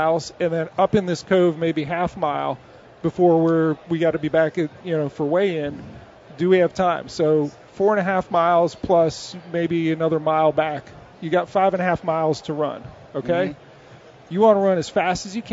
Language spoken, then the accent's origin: English; Maryland, United States; I grew up in Maryland